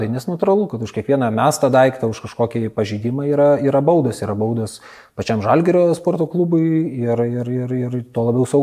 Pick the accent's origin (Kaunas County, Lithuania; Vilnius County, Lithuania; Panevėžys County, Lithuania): Kaunas County, Lithuania; Kaunas; aš pats esu kaunietis